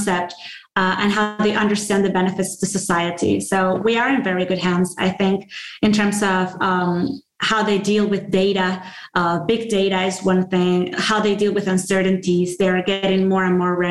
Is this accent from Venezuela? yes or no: yes; Venezuela; moved away as an adult; also born or lived in Virginia; I'm coming from Latin America